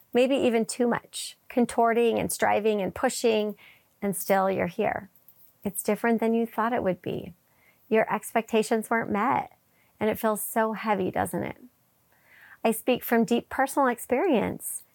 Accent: Wisconsin, United States; I grew up in Wisconsin

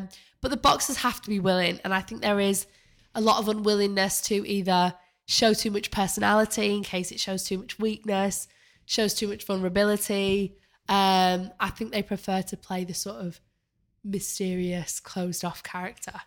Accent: Manchester, North West England, United Kingdom; moved away as an adult; now in London, United Kingdom; I came to London, uh, when I was eighteen after I grew up in Manchester

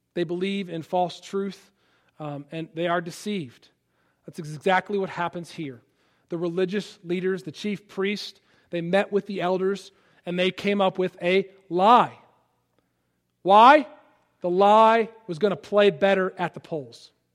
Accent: Palatine, Illinois, United States; moved away as an adult; also born or lived in Philadelphia, Pennsylvania / Washington, D.C.; now in Rock Hill, United States; I grew up in Chicago, outside of Chicago.

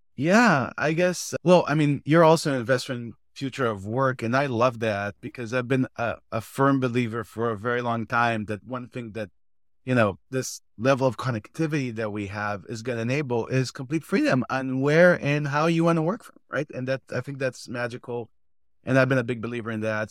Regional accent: Israel; moved away as an adult; now in United States; I'm originally from Israel, moved to the States 14 years ago.

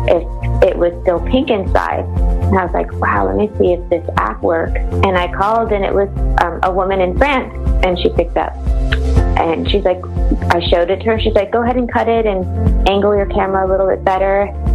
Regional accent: United States; now in Florida, United States; I'm from the United States and I live in Florida.

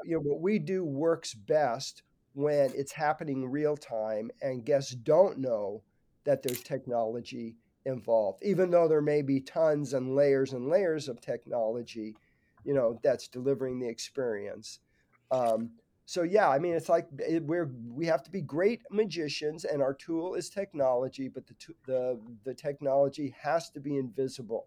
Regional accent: Burbank, California, United States; grew up in Burbank, California, not so far from the Disney Studios

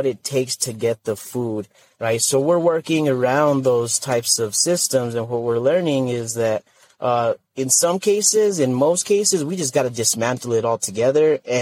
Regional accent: northern New Mexico, United States; my home community in northern New Mexico

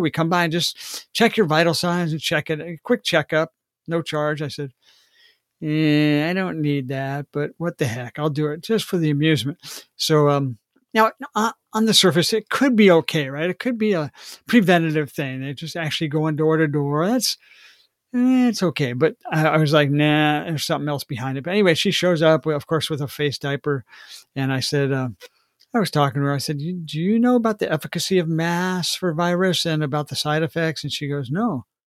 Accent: Washington, United States; Washington State. My home state

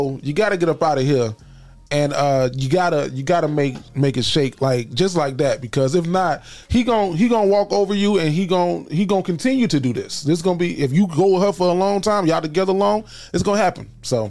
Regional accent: the South, United States; accent: Southern; I talk like I'm from the South. Like, I talk with this dialect because of where I grew up around.

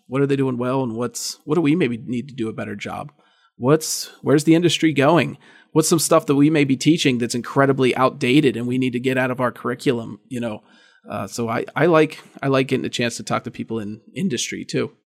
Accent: Indiana, Pennsylvania, United States; moved away as an adult; now in State College, United States; the Indiana Gazette, which was essentially my hometown paper

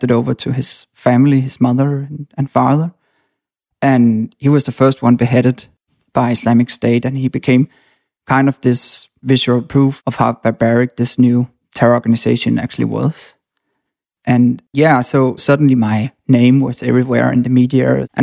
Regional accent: Denmark; I was born in Denmark

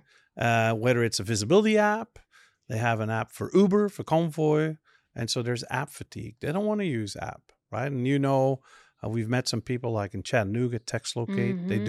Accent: Flanders, Belgium; first language Dutch; English is a second language; because in Belgium, you grow up learning my native tongue, which is Dutch or Flemish, what we call it, then French, then German, and then English.

